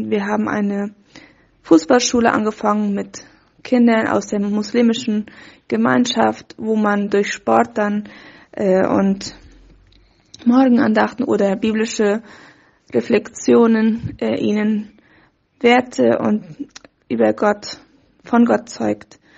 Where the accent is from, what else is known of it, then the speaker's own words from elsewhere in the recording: Fernheim, Boquerón, Paraguay; now in Asunción, Paraguay; Ich komme ursprünglich aus Fernheim, aber wohne schon seit meinem Studium in Asunción und bin Teil von OM-Team hier in Paraguay.